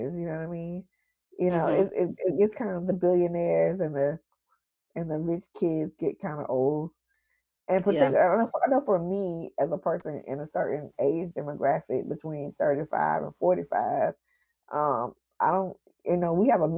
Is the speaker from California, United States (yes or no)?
no; Atlanta, Georgia, United States; I'm from Atlanta